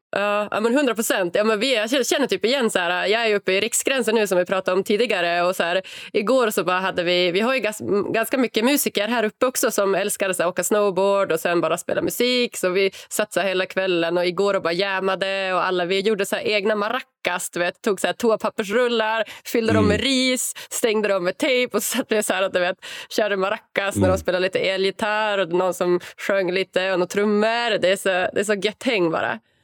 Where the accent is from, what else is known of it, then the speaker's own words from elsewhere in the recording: Norrland, Sweden; jag är ändå född och uppvuxen i Sverige och har väldigt så här, stereotypt liv. Liksom. Mamma, mm. pappa, två brorsor på en, en jättelugn gata i Norrland